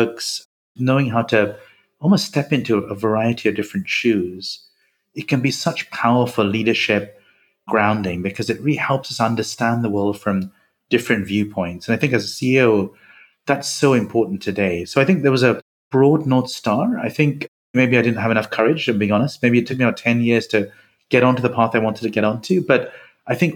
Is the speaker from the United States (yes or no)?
no; India; now in United Kingdom; I grew up in India, I think like yourself, spent many years there